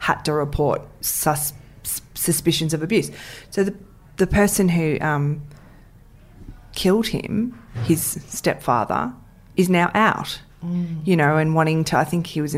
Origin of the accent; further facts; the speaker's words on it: Ringwood, Victoria, Australia; I grew up in Ringwood.